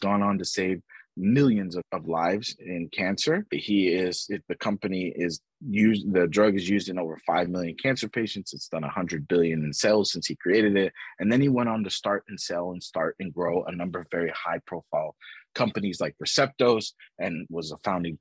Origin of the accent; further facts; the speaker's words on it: Texas, United States; moved away as an adult; also born or lived in New York / London; I grew up in Texas.